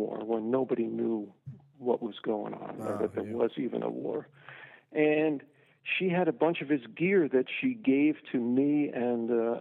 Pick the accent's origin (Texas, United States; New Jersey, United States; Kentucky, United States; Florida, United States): New Jersey, United States; I grew up in New Jersey